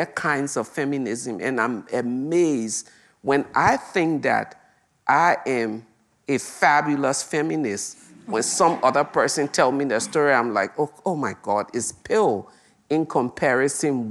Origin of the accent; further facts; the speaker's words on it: Liberia; our own Liberian story